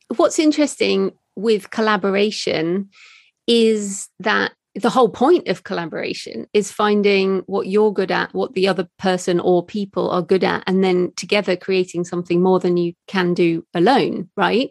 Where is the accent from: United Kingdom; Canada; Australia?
United Kingdom; being British